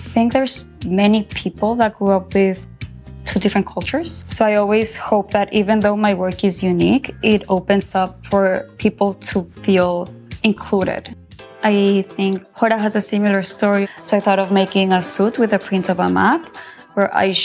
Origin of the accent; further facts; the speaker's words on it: Mexico; My mom is Mexican. My dad is American, but I grew up in Mexico